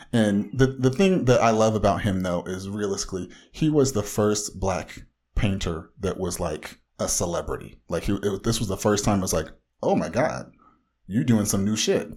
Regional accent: Orange County, Southern California, United States

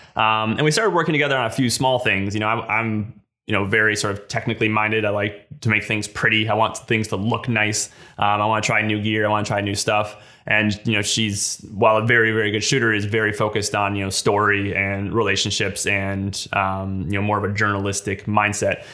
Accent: West Virginia, United States; I'm from West Virginia. I grew, I moved here when I was five

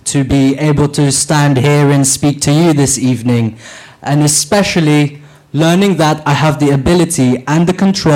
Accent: Philippines; now in Bristol, United Kingdom; I was born in the Philippines, and I started to work at the age of 7 cleaning old bottles for reuse and packing rice cakes

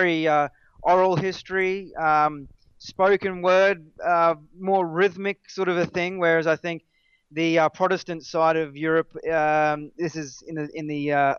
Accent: Australia

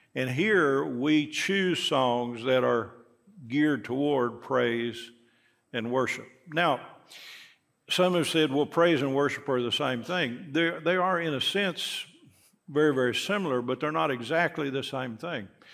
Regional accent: Knoxville, Tennessee, United States; I grew up here in Knoxville

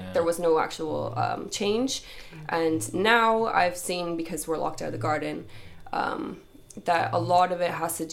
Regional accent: Canada; moved away as an adult; now in Dublin, Ireland; I'm originally from Canada and I've been travelling for about 6 years

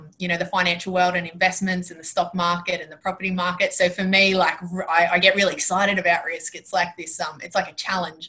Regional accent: Penrith, New South Wales, Australia; moved away as an adult; now in Queensland, Australia; I was born and raised in Penrith

